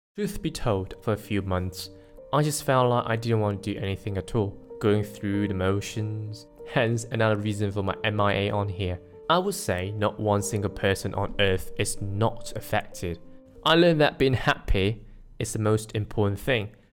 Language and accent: English; Malaysia; I'm Malaysian, not in Malaysia